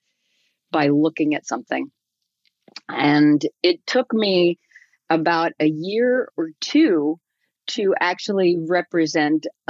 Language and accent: English; Silver Spring, Maryland, United States; I grew up in Silver Spring, Maryland